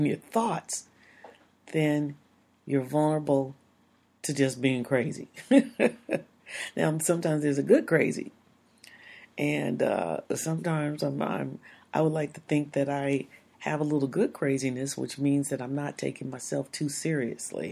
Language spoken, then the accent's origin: English; United States; We're American. We grow up into a culture that doesn't say that we have to do these things.